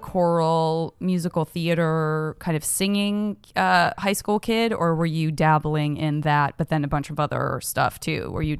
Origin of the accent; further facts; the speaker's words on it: Tucson, Arizona, United States; I'm from Tucson, Arizona